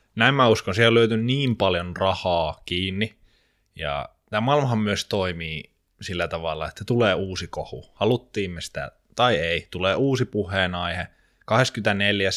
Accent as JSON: {"language": "Finnish", "town": "Jyväskylä", "region": "Central Finland", "country": "Finland", "tie": "born or raised there", "said": "Muistan pienenä, kun Jyväskylässä oli semmoinen kaupunginteatterin esitys"}